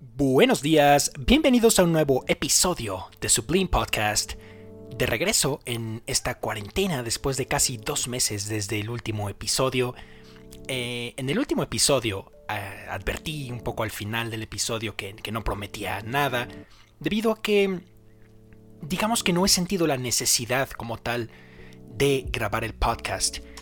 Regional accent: Mexico; yo soy de México

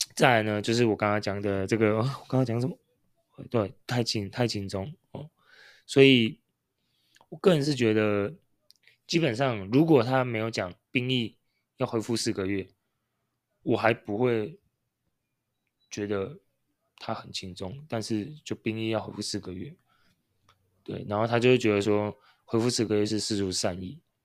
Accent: Taiwan; 我们是台湾人

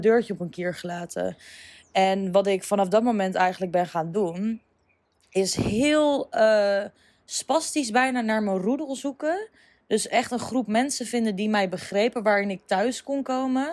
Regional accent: Apeldoorn, Gelderland, Netherlands; moved away as an adult; also born or lived in Amsterdam / Ibiza; ik ben opgegroeid in Apeldoorn. Eigenlijk specifiek in Uggelen, dorpje.

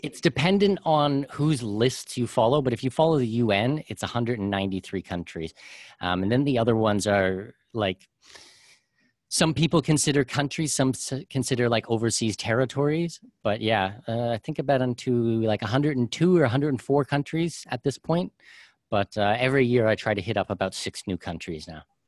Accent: Canada; moved away; I'm a Canadian and our taxes are ridiculous there.

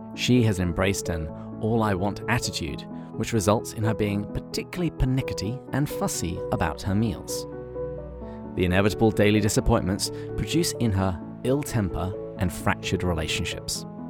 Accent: England, United Kingdom; I'm English

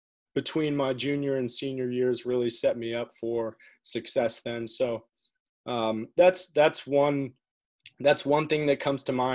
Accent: Connecticut, United States; also born or lived in London, United Kingdom; I was born in London, but moved over to the United States to Connecticut when I was four. And my family and I have lived there ever since

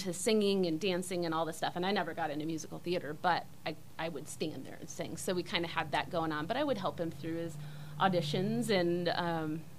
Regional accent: Kalamazoo, Michigan, United States; I grew up in a place called Kalamazoo

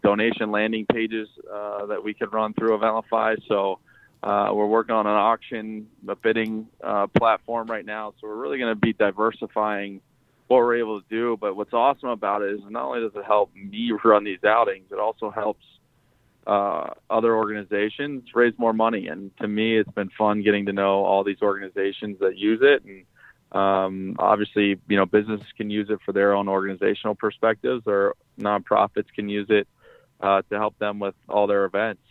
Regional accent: Lock Haven, Pennsylvania, United States; now in Chicago, United States; in my hometown, we're building a state-of-the-art athletic facility for the youth in Lock Haven, Pennsylvania.

